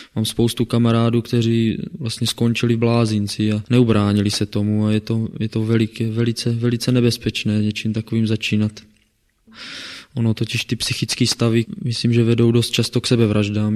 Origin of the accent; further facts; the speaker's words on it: Kroměříž, Zlín Region, Czechia; now in Brno, Czechia; pocházím tady z Kroměříže. Narodil jsem se v ateistické rodině